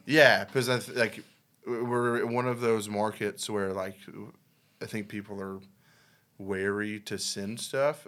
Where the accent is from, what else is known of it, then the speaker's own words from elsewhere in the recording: Benton, Arkansas, United States; also born or lived in Fort Worth, Texas; I grew up in Benton